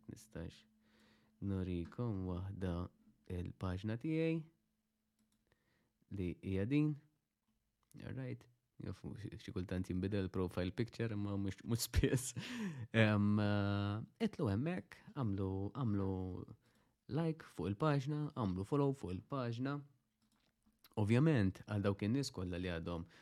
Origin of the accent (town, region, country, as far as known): Malta